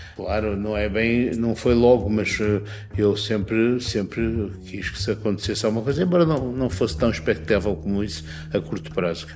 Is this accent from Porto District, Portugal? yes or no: yes; Porto, Porto District, Portugal; moved away as an adult; also born or lived in Paris, France / Vancouver, Canada; Eu cresci ó, perto da Foz do Douro, ao pé do mar